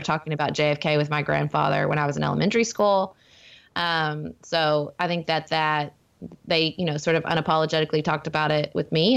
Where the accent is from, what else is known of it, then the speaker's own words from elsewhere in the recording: Paducah, Kentucky, United States; my hometown of Paducah where I'm raising my family